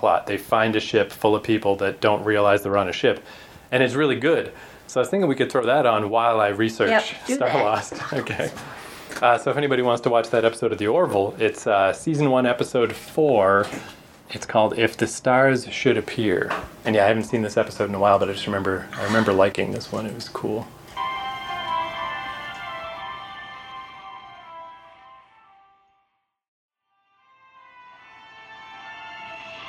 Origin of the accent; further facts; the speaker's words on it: Canada; accent: Canadian; maybe you can tell from our charming accents, but we're Canadian.